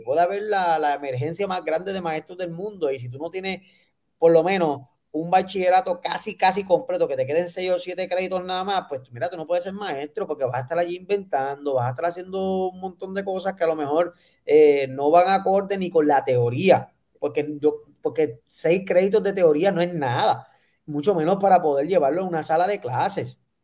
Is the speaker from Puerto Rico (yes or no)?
yes; Puerto Rico; como puertorriqueños